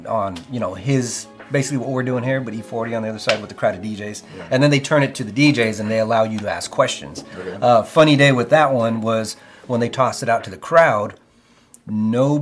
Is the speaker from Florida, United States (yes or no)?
no; Visalia, California, United States; also born or lived in Dinuba, California; Born and raised in the Central Valley.